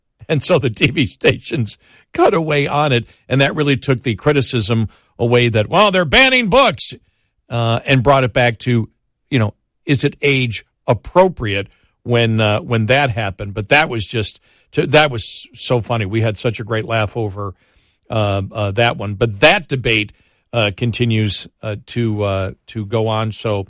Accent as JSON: {"language": "English", "region": "Texas", "country": "United States", "said": "Texas Monthly, as we know because we're from Texas, is not a conservative publication at all."}